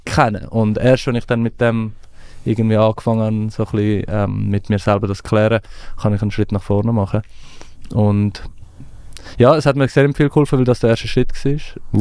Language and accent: German; Switzerland; also born or lived in Afghanistan; Ich bin irgendwie mit neun in die Schweiz gekommen